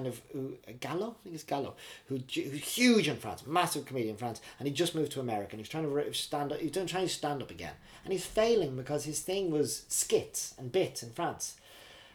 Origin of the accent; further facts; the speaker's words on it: Ireland; moved away as an adult; also born or lived in Dublin / Belfast / Oxford / Manhattan, New York; now in Reading, United Kingdom; growing up in Ireland, church on a Sunday